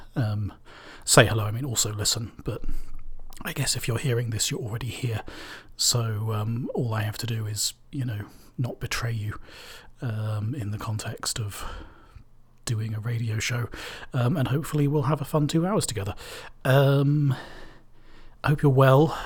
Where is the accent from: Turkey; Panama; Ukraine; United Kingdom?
United Kingdom; Cambridge, East of England; I'm from Cambridge